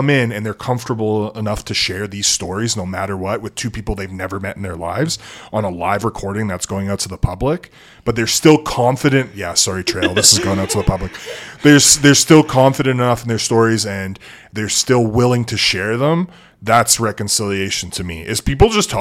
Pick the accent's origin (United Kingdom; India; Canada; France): Canada; Edmonton, Alberta; moved away as an adult; also born or lived in Lloydminster; now in Fort St. John, Canada; I'm from Edmonton. I'm a city boy. I was raised in the city